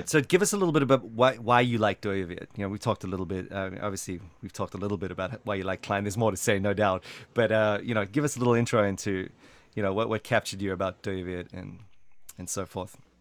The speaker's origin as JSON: {"language": "English", "country": "South Africa", "said": "I'm from South Africa"}